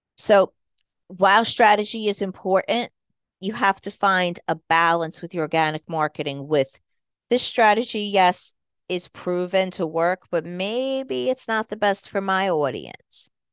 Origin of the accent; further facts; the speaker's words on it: United States; accent: New York mixture; moved away; also born or lived in Jersey Shore, New Jersey / New York; I am a Jersey Shore girl. I'm sure you can hear a little bit of a New York accent, too, 'cause that's where I was born and raised partly, so I have a little bit of a mixture in my accent.